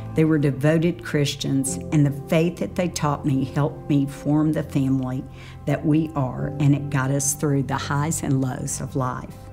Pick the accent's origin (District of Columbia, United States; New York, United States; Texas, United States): Texas, United States; Dallas; I grew up in Dallas in a wonderful yet very imperfect family.